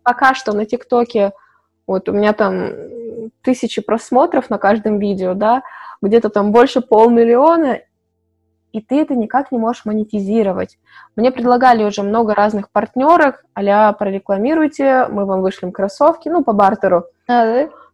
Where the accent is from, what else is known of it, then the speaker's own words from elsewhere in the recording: Chelyabinsk, Chelyabinsk Oblast, Russia; moved away as an adult; also born or lived in Malaysia; когда я жила в Челябинске, я из Челябинска